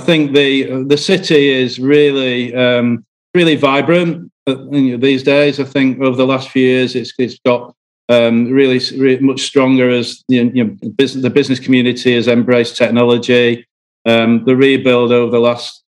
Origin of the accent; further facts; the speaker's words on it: Billinge, North West England, United Kingdom; I was born in Billings near Wigan